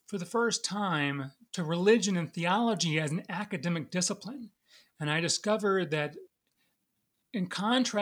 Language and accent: English; Jacksonville, Florida, United States; also born or lived in Sewanee, Tennessee; now in Richmond, United States; I'm originally from Jacksonville, Florida, and I was active in the church growing up